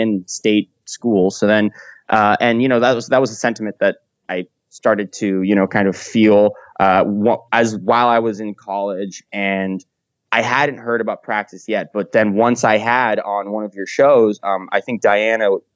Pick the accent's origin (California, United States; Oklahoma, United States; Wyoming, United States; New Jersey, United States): California, United States; I'm from California